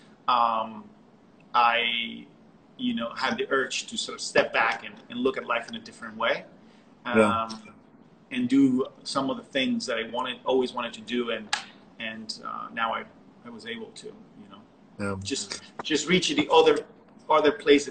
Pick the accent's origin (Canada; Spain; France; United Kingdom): Spain; Barcelona, Catalonia; moved away as an adult; now in Brooklyn, United States; I'm from Barcelona